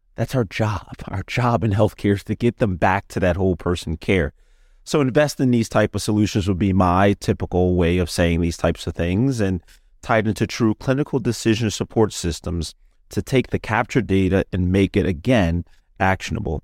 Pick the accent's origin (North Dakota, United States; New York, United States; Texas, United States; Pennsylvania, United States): Pennsylvania, United States; Philadelphia; I'm from Philadelphia, Pennsylvania